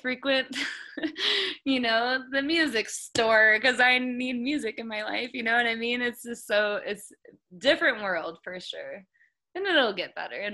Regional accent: Indiana, United States; now in Colorado, United States; having grown up in the Midwest and having connections there, because I do too. I'm from Indiana

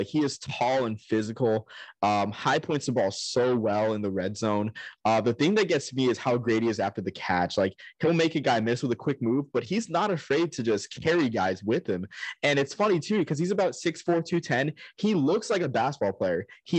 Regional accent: Albuquerque, New Mexico, United States; my hometown, Duke City

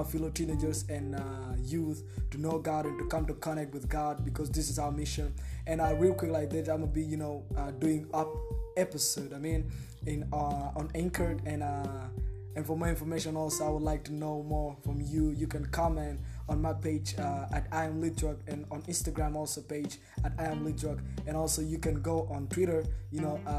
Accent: Cairo, Cairo Governorate, Egypt; also born or lived in South Sudan; I'm from South Sudan. I was born and raised up in Egypt, Cairo, and I'm still in Egypt, Cairo right now, living in Egypt, Cairo, I mean.

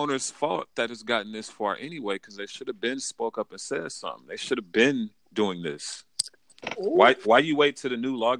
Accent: Las Vegas, Nevada, United States; I'm born and raised in Las Vegas.

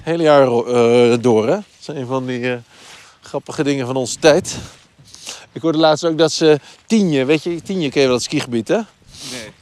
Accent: Twente, Overijssel, Netherlands; moved away; ik ben opgegroeid in Twente op het platteland

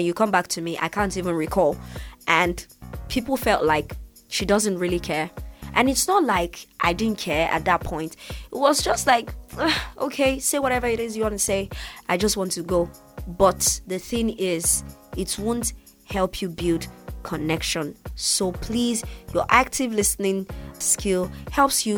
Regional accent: Nigeria; I'm from Nigeria.

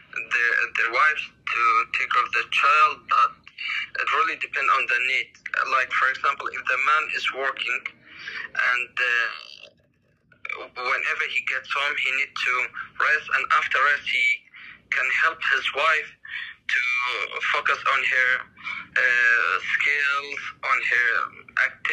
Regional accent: Iraq; I'm from Iraq

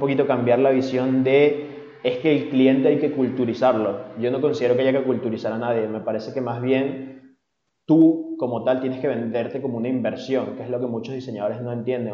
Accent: Venezuela; now in Spain

